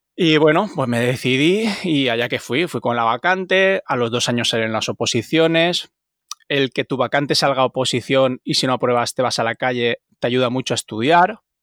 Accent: Almenara, Valencian Community, Spain; un chaval o no tan chaval ya, porque ya uno ya es un poquito viejuno, de un pueblecito de Castellón que se llama Almenara

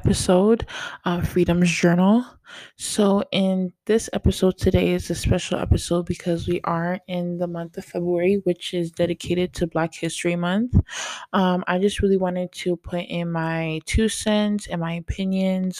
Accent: Canada; I am Canadian

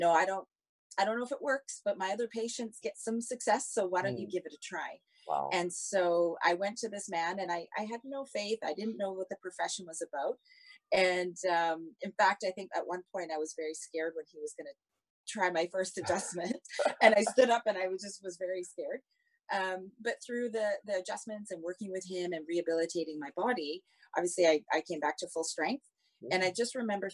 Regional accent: Canada; moved away as an adult; now in Singapore; I'm from Canada

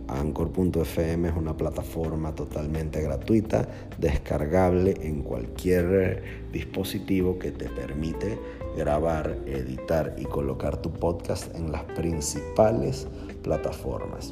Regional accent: Venezuela; los venezolanos somos rehenes en nuestro propio país

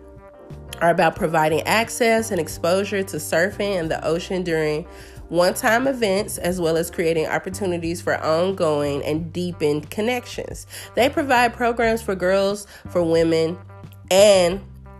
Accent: Memphis, Tennessee, United States; I'm from North Memphis.

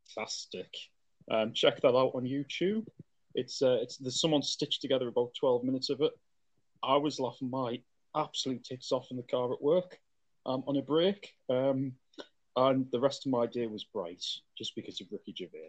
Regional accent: United Kingdom; as a Brit

